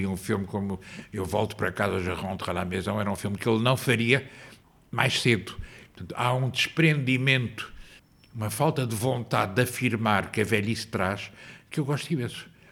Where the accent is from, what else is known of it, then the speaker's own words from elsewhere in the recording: Lisbon, Portugal; also born or lived in Angola; voltei com cinco e vim viver para aqui